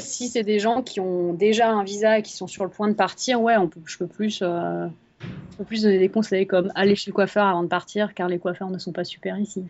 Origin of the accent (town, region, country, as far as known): France; moved away